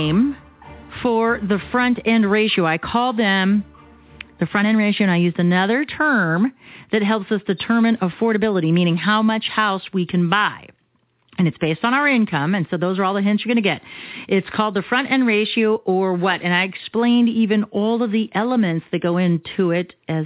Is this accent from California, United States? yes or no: no; Arizona, United States; I'm born and bred here in Arizona